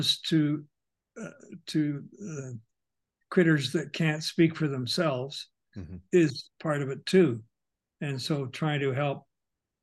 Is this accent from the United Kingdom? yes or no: no; Toronto, Ontario, Canada; I grew up in Toronto.